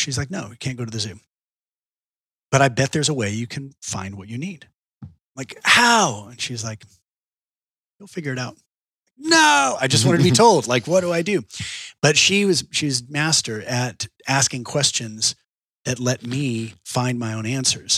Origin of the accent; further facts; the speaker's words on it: Austin, Texas, United States; I was born here in Austin and grew up in Texas my whole life.